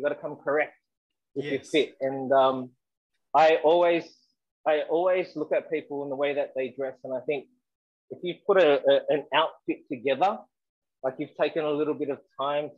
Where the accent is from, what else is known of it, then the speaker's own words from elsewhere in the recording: Sydney, New South Wales, Australia; I grew up in Western Sydney, Southwest Sydney